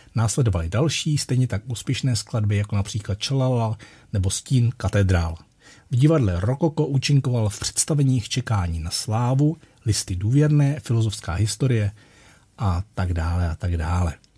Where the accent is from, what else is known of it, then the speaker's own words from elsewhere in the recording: Litoměřice, Ústí nad Labem Region, Czechia; Litoměřice, mé rodné město. A tam, když jsem se narodil